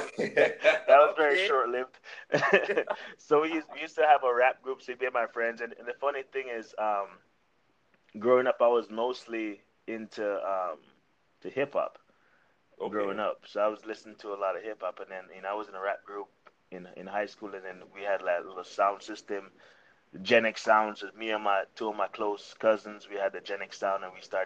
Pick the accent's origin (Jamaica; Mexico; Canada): Jamaica; Ocho Rios, Saint Ann; moved away as an adult; now in Arizona, United States; I'm from Ochi Rios, Jamaica. Some people call it Ochi. Some people call it the country. Some people call it on the North Coast, but Ochi Rios, Jamaica, born and raised.